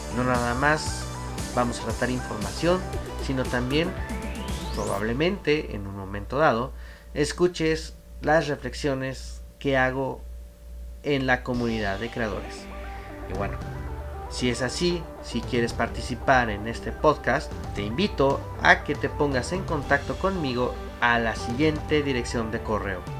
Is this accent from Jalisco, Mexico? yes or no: no; Mexico City, Mexico; soy originario de la Ciudad de México.